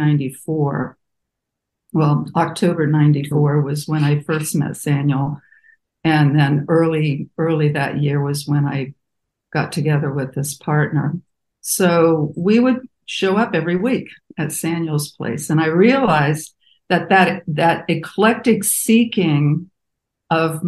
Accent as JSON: {"language": "English", "region": "Midwest", "country": "United States", "tie": "born or raised there", "also_born_or_lived": "Muncie, Indiana / California", "moved": "as an adult", "said": "I was raised Catholic in the Midwest"}